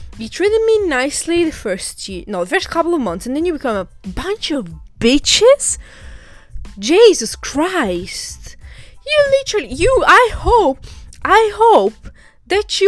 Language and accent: English; Catania, Sicily, Italy; now in England; Catania, which is my hometown